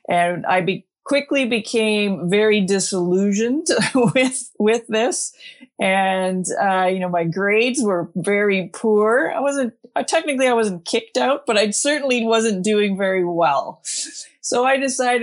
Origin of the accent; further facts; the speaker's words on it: Calgary, Alberta, Canada; I grew up in Calgary. I grew up in the city